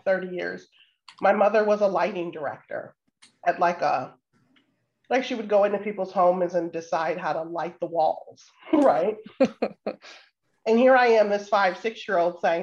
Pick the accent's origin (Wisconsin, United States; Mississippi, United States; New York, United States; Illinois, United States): Illinois, United States; Waukegan; I grew up in Waukegan, Illinois, so just about an hour and a half north.